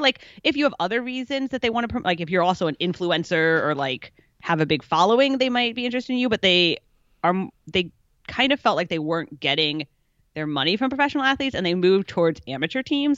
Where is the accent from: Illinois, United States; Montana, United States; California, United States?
Illinois, United States; Chicago; moved away as an adult; also born or lived in Kentucky; now in San Francisco area, United States; I was born in Kentucky, grew up in Chicago